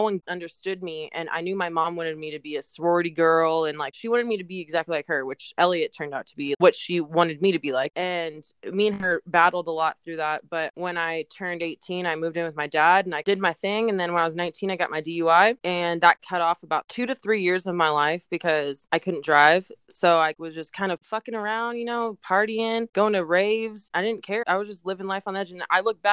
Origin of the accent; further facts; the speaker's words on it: Chicago, Illinois, United States; now in Fallbrook, United States; I was born in Chicago, but I live in Fallbrook, California, and I'm 25.